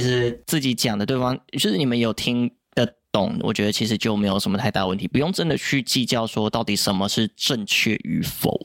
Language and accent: Chinese; Yilan County, Taiwan; accent: Yilan accent; 我们宜兰腔是这样讲